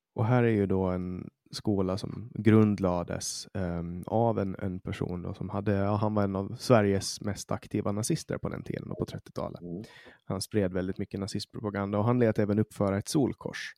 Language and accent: Swedish; Åland, Åland Islands; now in Sweden; när jag kommer hit som, som ålänning, som finsk